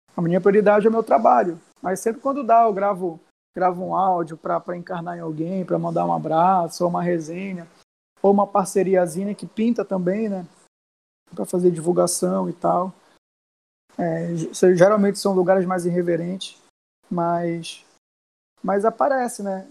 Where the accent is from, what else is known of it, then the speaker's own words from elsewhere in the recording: Brazil; Eu, eu cresci na Cidade Nova